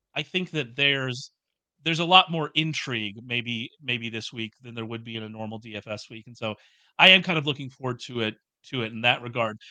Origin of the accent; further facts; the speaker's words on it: the South, United States; I'm from the South, uh, and as such, I grew up in churches